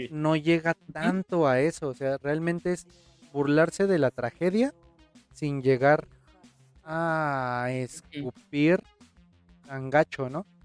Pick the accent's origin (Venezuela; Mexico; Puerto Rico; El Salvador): Mexico; como mexicano